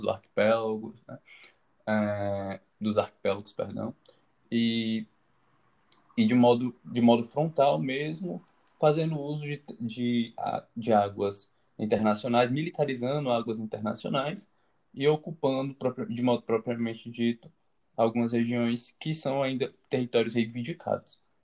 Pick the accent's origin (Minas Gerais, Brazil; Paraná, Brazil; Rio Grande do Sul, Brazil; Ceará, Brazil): Ceará, Brazil; Fortaleza; eu sou daqui de Fortaleza